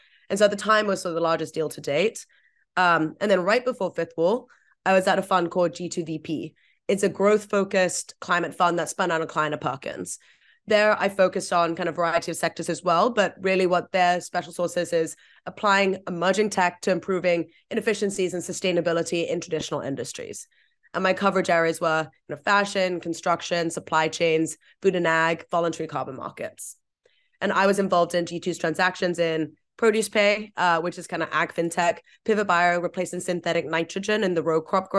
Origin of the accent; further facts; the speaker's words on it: Vietnam; also born or lived in Hong Kong; I grew up in Vietnam and Hong Kong mostly. I think some of the worst parts of climate change were just kind of front and center for me from such a young age.